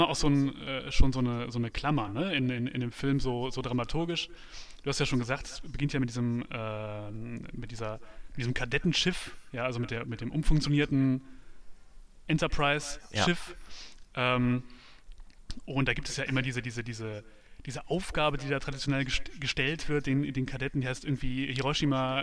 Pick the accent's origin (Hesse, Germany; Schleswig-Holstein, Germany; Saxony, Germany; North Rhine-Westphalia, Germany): North Rhine-Westphalia, Germany; ich komme ja vom, vom Land, vom Niederrhein